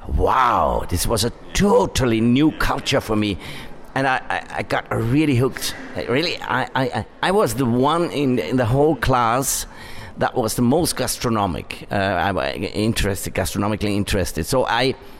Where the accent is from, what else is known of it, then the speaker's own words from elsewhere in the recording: Upper Austria, Austria; I come from Upper Austria where they brew beer or where they do cider